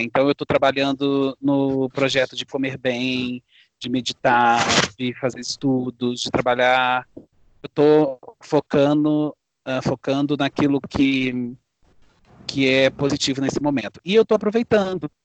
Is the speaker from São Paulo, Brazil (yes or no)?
no; Guaçuí, Espírito Santo, Brazil; Eu sou de Guaçuí, no Espírito Santo, também numa serra